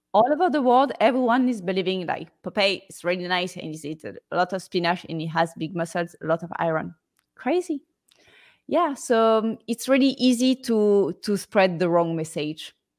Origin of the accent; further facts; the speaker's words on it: Marseille, Provence-Alpes-Côte d'Azur, France; I'm from Marseille, southeast of France